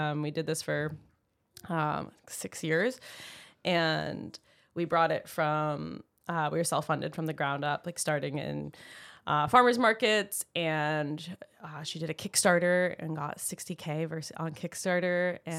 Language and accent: English; Maine, United States; moved away as an adult; So I moved to California fresh out of college. I knew I was from Maine and had to de-thaw from, you know, all the coldness of 22 years.